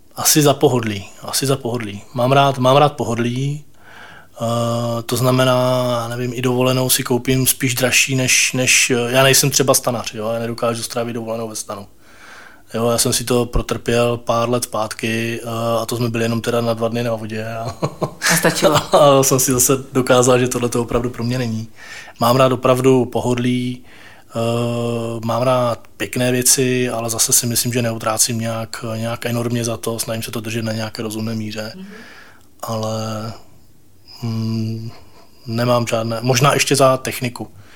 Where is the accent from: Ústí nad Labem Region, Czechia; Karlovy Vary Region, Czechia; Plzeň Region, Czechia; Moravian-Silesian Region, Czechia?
Moravian-Silesian Region, Czechia; Ostrava; moved away as an adult; now in Prague, Czech Republic; jsem z Ostravy a ve své podstatě my jsme se v tom roce dva tisíce sedm, eh, rozhodli s rodinou přestěhovat